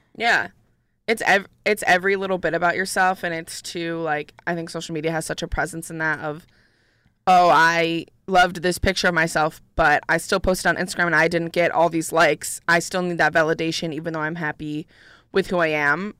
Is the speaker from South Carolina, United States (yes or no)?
no; Syracuse, New York, United States; now in Ithaca, United States; I'm originally from Syracuse